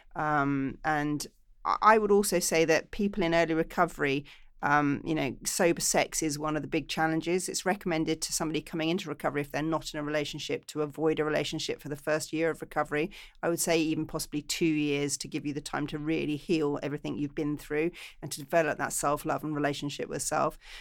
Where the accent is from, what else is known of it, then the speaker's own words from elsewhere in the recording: England, United Kingdom; now in Los Angeles, United States; I'm English